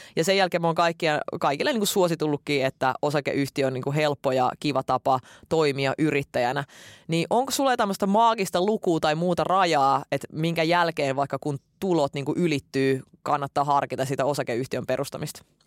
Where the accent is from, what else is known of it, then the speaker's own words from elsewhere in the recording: Finland; Silloin kun me muutettiin Suomeen, mä olin silloin kahdeksanvuotias